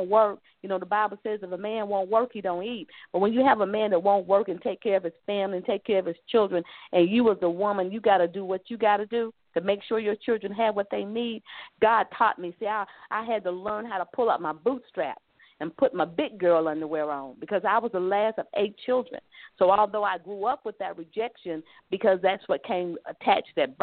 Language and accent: English; South Carolina, United States; I'm a Southern girl, too. So let me say, when you hear me say y'all, I'm from the South. I'm from South Carolina